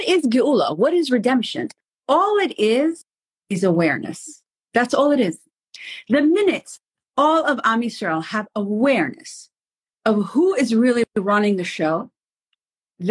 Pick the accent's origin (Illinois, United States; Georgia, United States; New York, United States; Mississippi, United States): New York, United States; now in Israel; I'm from New York